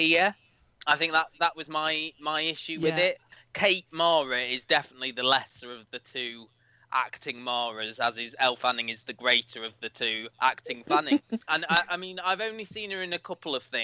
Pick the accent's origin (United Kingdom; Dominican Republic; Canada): United Kingdom; as a Brit